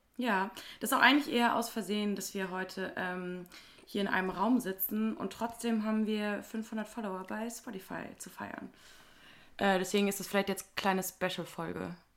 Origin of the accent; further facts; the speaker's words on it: Wuppertal, North Rhine-Westphalia, Germany; ich sage zu Wuppertal immer, dass es meine Heimat ist